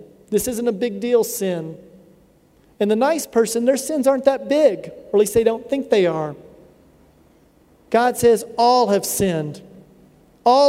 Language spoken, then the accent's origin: English; United States; I'm an American from the United States